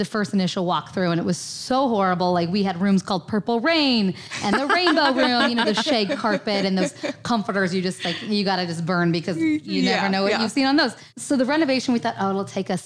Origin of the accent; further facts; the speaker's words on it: Three Forks, Montana, United States; I grew up on a dryland wheat farm in Three Forks, Montana